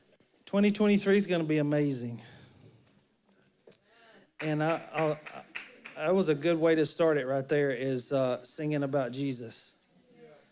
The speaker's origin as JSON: {"language": "English", "region": "Alabama", "country": "United States", "moved": "yes", "said": "I'm from Alabama."}